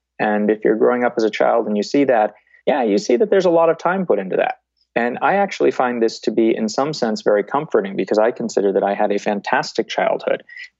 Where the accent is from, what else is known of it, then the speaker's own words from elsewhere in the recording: Boston, Massachusetts, United States; People, when they hear me, are very surprised that I grew up in the Boston area and I don't have a strong accent from that.